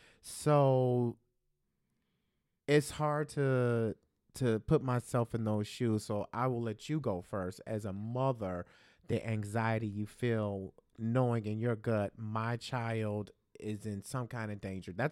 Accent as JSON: {"language": "English", "town": "Chicago", "region": "Illinois", "country": "United States", "tie": "born or raised there", "said": "Growing up in Chicago in the, you know, in this hood, cops used to, you know, chase you down and, you know, rough you up all the time."}